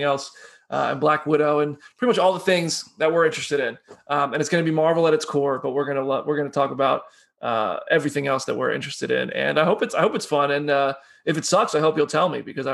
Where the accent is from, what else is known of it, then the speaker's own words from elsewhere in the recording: United States; now in Nashville, United States; I'm so American